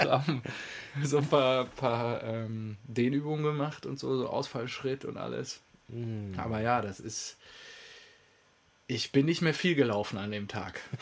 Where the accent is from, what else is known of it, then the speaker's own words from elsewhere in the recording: North Rhine-Westphalia, Germany; also born or lived in Lünen area (near his small home village); now in Stuttgart, Germany; meiner Heimat, meiner schönen westfälischen äh, die da sehr flach ist